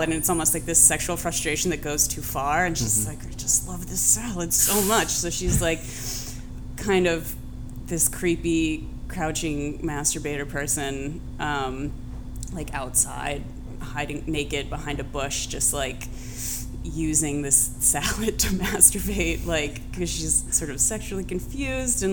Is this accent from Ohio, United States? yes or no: yes; Columbus, Ohio, United States; moved away; growing up in Columbus, Ohio